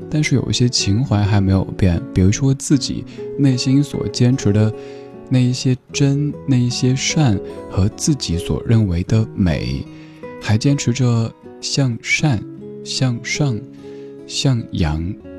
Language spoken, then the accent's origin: Chinese; Chengdu, Sichuan, China; now in Beijing, China; 我家乡成都